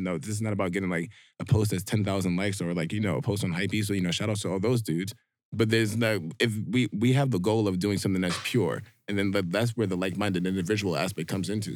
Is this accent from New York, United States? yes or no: yes; New York, United States; being a black dude who's an electrician, born and raised in New York